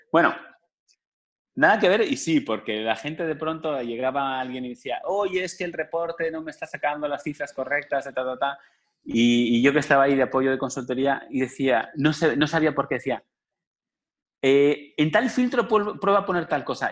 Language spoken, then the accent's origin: Spanish; Spain; moved away as an adult; now in Cancún, Mexico; desde España, yo trabajaba, soy español